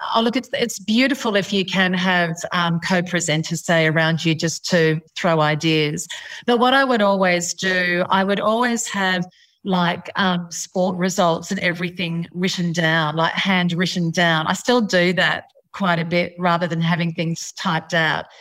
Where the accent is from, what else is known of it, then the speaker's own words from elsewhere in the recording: India; I come from India.